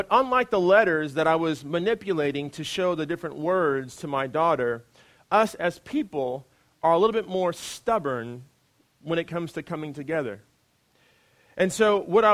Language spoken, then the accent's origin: English; United States; as an American